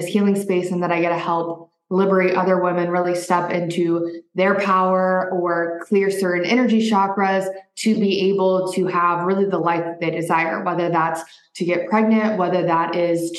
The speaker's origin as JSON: {"language": "English", "region": "Midwest", "country": "United States", "tie": "born or raised there", "also_born_or_lived": "Arizona", "moved": "as an adult", "said": "I grew up in the Midwest"}